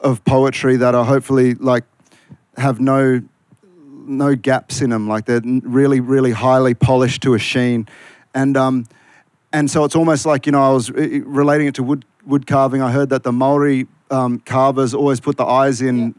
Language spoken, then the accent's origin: English; Malaysia; also born or lived in Queanbeyan; now in Australia; I'm the Malaysian Maggie beer out here